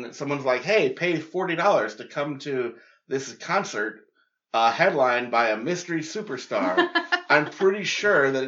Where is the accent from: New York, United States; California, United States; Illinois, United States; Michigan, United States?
New York, United States; I grew up in New York where, like, seltzer water was just, like, a thing